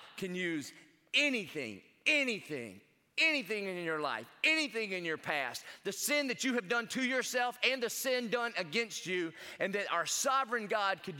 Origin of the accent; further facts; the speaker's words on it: South Carolina, United States; I'm from South Carolina like Pastor Clay